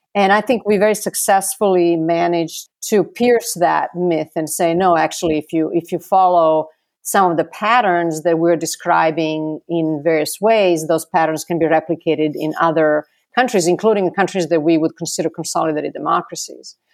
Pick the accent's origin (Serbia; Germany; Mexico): Serbia; Belgrade; now in Atlanta, United States; I was also born in Belgrade in nineteen seventy.